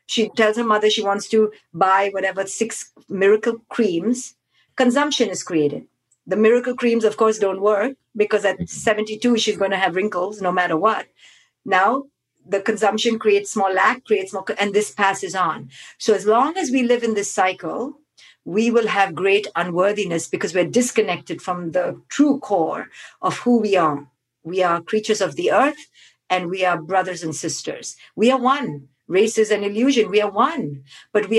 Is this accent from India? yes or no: yes; India; growing up in India